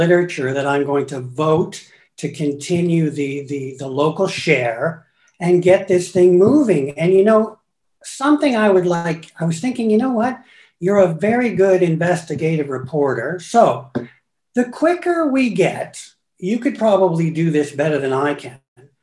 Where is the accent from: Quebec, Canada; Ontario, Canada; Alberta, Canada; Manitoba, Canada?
Ontario, Canada; Guelph; moved away as an adult; also born or lived in Toronto / Paris / Mexico / China; I was born and raised, went to various schools in Guelph